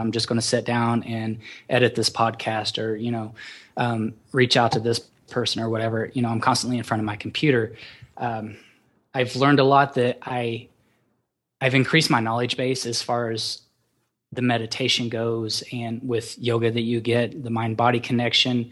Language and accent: English; Oklahoma, United States; also born or lived in Colorado; I grew up, I'm from Oklahoma